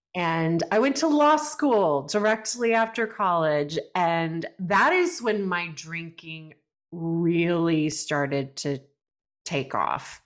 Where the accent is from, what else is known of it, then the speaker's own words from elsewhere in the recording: Brenham, Texas, United States; I grew up in Brenham, Texas, which is a small town, rural Texas